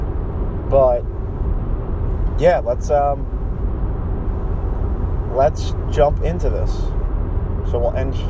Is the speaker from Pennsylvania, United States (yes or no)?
yes; Philadelphia, Pennsylvania, United States; I'm from Philadelphia